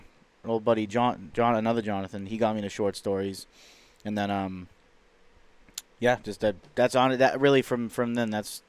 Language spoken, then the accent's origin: English; United States; And I'm this American kid